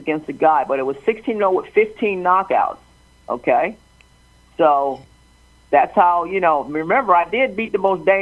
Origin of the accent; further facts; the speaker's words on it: Chester, Pennsylvania, United States; I grew up in Chester, Pennsylvania, Fairground Projects